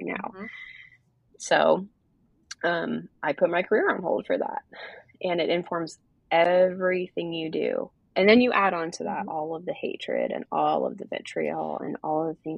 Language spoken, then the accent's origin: English; Portland, Oregon, United States; moved away as an adult; I'm from Portland originally, Portland, Oregon